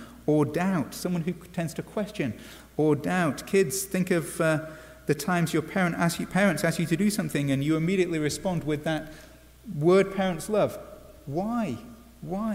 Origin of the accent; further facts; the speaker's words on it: England, United Kingdom; as an Englishman